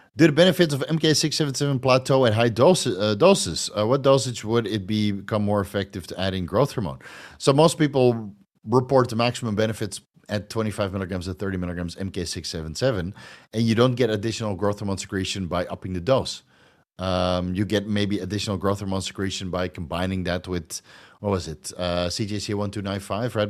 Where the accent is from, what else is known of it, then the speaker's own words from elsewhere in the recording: Netherlands; moved away as an adult; now in Thailand; I'm from Holland